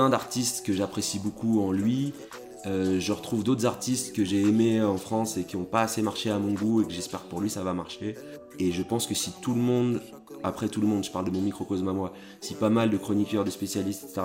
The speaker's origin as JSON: {"language": "French", "town": "Brussels", "region": "Brussels-Capital Region", "country": "Belgium", "tie": "born or raised there", "said": "je suis né à Bruxelles"}